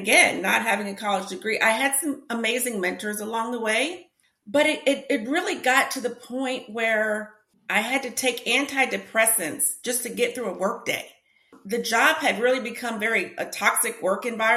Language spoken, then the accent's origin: English; New Jersey, United States; now in Atlanta, United States; I'm originally from New Jersey, but I live in Atlanta